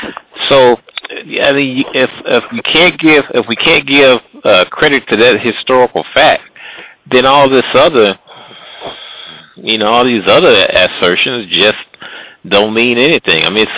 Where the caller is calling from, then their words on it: Midwest, United States; I'm calling from the Midwest.